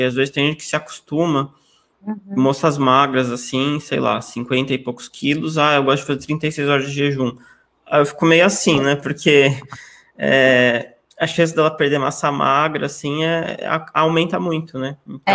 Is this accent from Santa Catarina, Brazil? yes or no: no; São Paulo, Brazil; eu sou aqui de São Paulo, capital, nasci aqui, continuo aqui até hoje